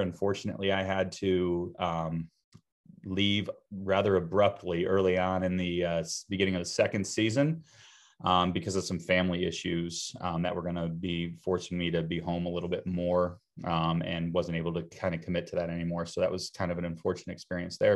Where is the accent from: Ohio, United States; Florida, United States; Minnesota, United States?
Ohio, United States; Sandusky; I grew up in Sandusky, Ohio, so that's right up on Lake Erie.